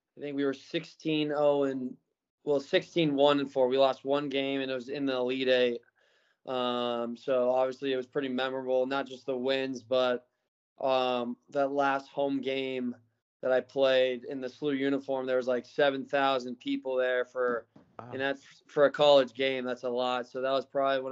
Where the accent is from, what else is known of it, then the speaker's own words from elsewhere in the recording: St. Louis, Missouri, United States; also born or lived in Newport Beach, California / Tulsa, Oklahoma; I was born in Newport Beach, California. Lived there for 2 or 3 years. We moved to Tulsa, where my dad started his business. And then we moved to St. Louis, where obviously I played for St. Louis FC, went to school there, and then went to college.